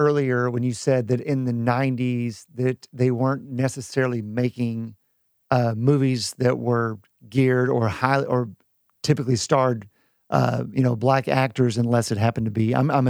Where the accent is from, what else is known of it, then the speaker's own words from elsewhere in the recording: Gainesville, Texas, United States; Far north Texas. I mean, Gainesville, very small town.